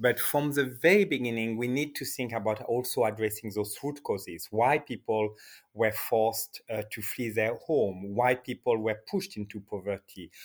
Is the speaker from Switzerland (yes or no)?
yes; Geneva, Switzerland; now in Iraq; I'm born in Geneva